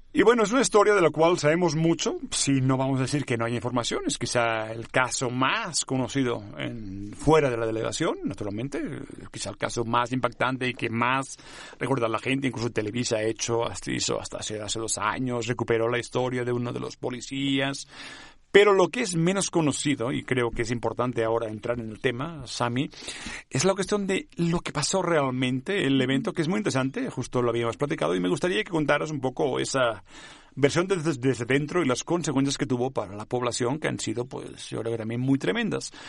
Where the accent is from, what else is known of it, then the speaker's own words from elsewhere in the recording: Catalonia, Spain; first language Catalan; Spanish is a second language; moved away; en mi lengua, ni modo, en catalán